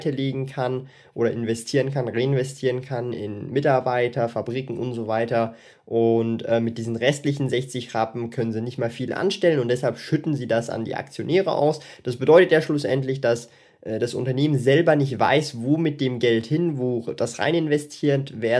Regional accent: Switzerland; vor allem für mich als Schweizer.

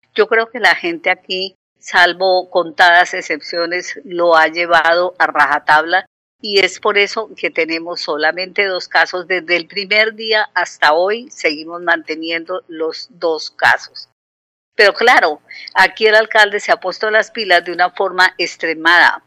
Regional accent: Santander, Colombia; now in Conil de la Frontera, Spain

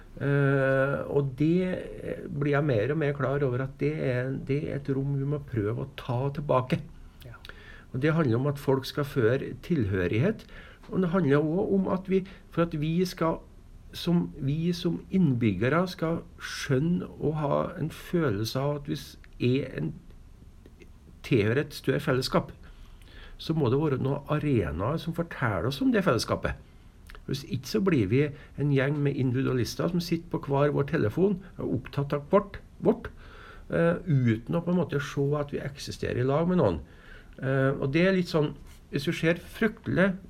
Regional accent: Hegra, Trøndelag, Norway; also born or lived in Stjørdal; jeg er jo fra Hegra

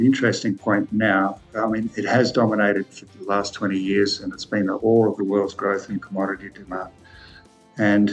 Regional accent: Pinjarra, Western Australia, Australia; I grew up in Pinjarra in the 1970s

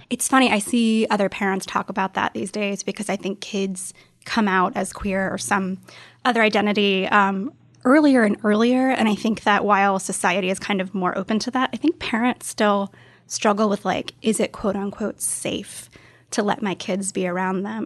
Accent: the South, United States; I grew up in the South, and it's just not a super friendly place to be queer.

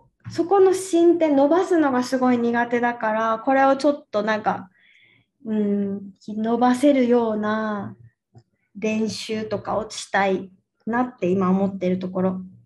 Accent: Okinawa, Japan; 私の地元沖縄よね

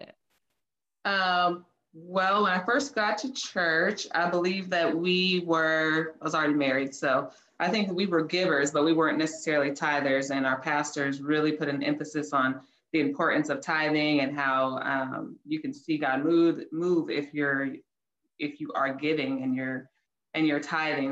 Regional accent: Oceanside, California, United States; now in Houston, United States; I am from Oceanside, California, now living in Houston, Texas.

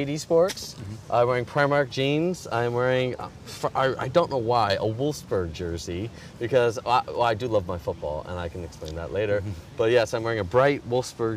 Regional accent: Chicago, Illinois, United States; moved away as an adult; now in London, United Kingdom; I was born in Chicago, Illinois

